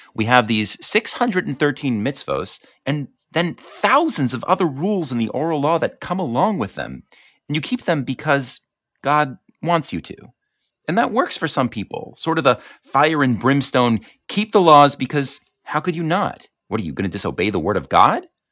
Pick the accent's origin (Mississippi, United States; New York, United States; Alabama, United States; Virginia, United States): New York, United States; Five Towns; I'm from the Five Towns, this bastion of observant Judaism.